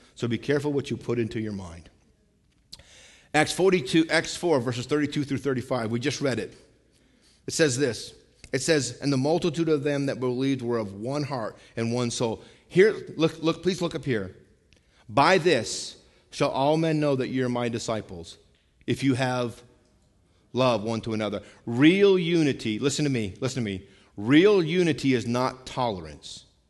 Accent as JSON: {"language": "English", "region": "Vermont", "country": "United States", "tie": "born or raised there", "said": "where I grew up in Vermont"}